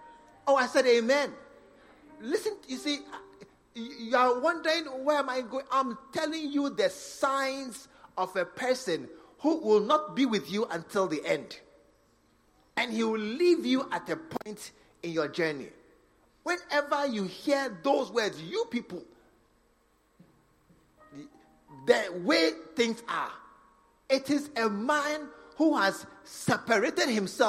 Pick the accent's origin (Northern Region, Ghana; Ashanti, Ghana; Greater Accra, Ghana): Northern Region, Ghana; You come from Volta region. I come from Northern region.